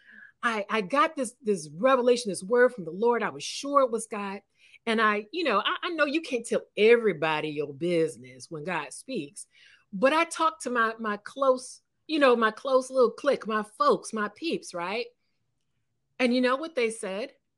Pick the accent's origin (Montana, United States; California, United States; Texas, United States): California, United States; moved away as an adult; also born or lived in East Coast (US); I'm a California girl. I'm from California